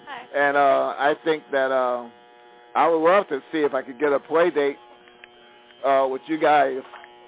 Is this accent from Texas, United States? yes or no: yes; Port Arthur, Texas, United States; now in San Francisco, United States; I'm from Texas, Port Arthur, Texas, and I grew up listening to country music